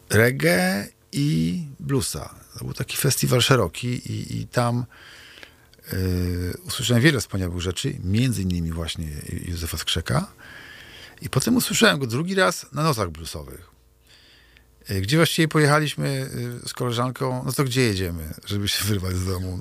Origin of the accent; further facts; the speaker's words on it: Kociewie, Pomeranian Voivodeship, Poland; also born or lived in Kashubia; wychowałem się w Strzewie na Kociewiu